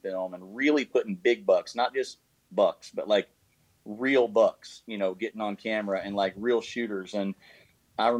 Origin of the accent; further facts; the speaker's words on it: United States; I'm so proud to be an American